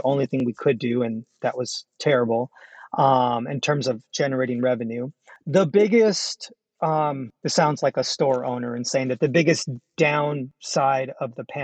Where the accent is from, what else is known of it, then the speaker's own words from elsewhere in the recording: San Jose, California, United States; I grew up in San Jose in an exclusive Mexican community